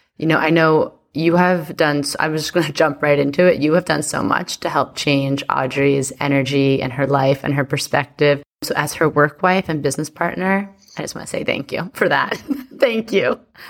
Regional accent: New York, United States; as a New Yorker

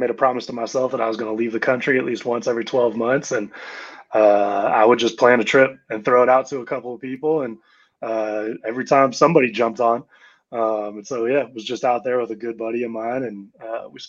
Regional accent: Campbell, California, United States; Grew up in the Bay, Campbell, California

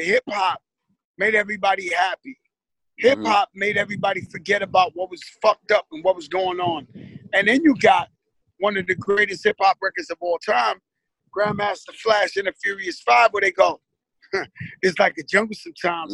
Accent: New York City, New York, United States; I grew up in the Bronx, birthplace of hip hop.

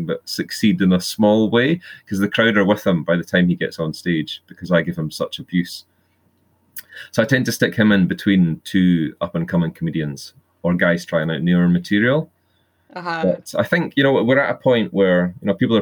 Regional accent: Edinburgh, Scotland, United Kingdom; moved away as an adult; also born or lived in New Zealand; I grew up in Portobello in West Brighton Crescent beside Rosefield Park, so I know Porty really well

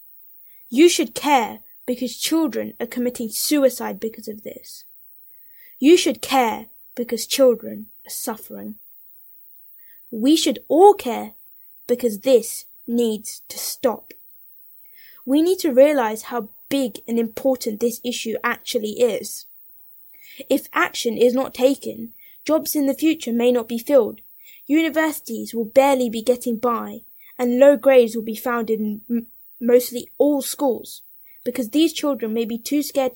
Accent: London, United Kingdom; I am from London

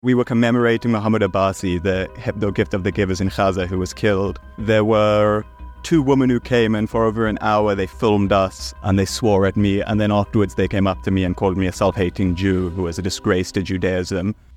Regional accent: South Africa; I'm South African. I was born in South Africa

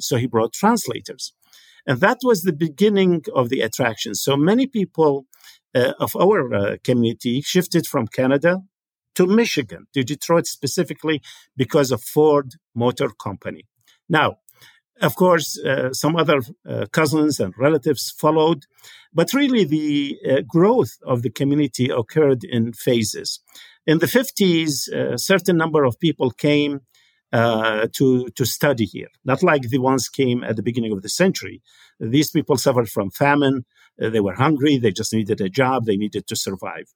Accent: Baghdad, Baghdad Governorate, Iraq; moved away as an adult; also born or lived in London, United Kingdom / Basra, Iraq; now in United States; I was born in Baghdad, Iraq, uh, December nineteen forty-eight. I was schooled in Iraq until I finished, uh, college.

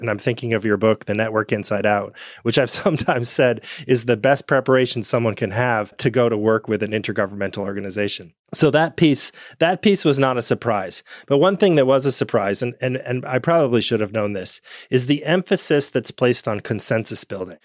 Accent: United States; I grew up in the United States

